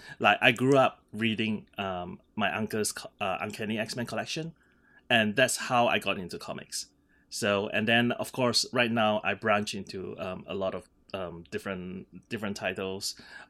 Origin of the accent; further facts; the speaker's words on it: Singapore; now in New York City, United States; I'm currently in New York City. So I grew up in Singapore. So these are the only two cities that I have ever lived in. So Singapore and New York City.